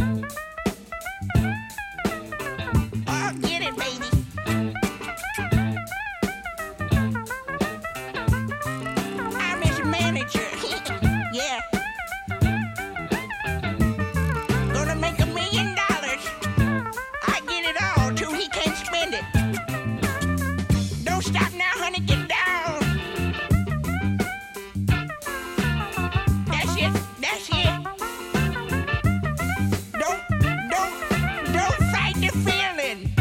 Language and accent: English; Bolton, North West England, United Kingdom; now in Dubai, United Arab Emirates; I'm from Bolton. I live in Dubai